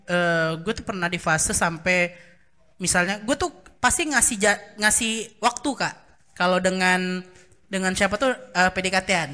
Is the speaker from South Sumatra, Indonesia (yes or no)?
yes; Baturaja, South Sumatra, Indonesia; moved away; kami kan dari Baturaja